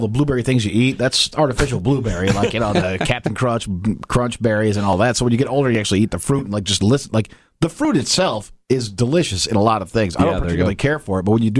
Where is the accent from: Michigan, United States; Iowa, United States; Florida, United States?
Michigan, United States; Hickory Corners; I grew up on the property that Hophead Fields is on.